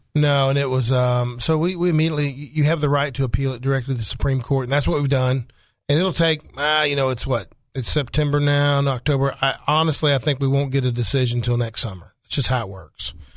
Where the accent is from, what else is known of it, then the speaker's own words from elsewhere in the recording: Faulkner County, Arkansas, United States; I'm from Faulkner County